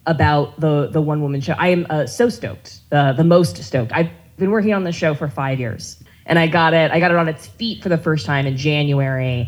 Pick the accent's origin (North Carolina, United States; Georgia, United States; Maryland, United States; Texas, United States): North Carolina, United States; I grew up in the Bible Belt, you know, North Carolina on military bases